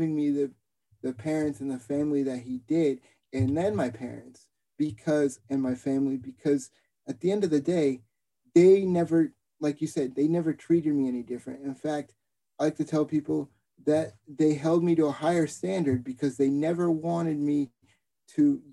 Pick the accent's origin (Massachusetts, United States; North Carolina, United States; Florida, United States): Massachusetts, United States; Boston; growing up in Boston